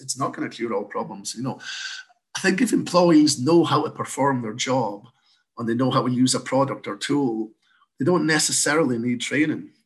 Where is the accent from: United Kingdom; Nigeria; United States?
United Kingdom; Scotland; moved away as an adult; now in Canada; I've got a slight accent. So, uh, I'm originally from Scotland, moved across to Canada in 2013 to set up Electra here.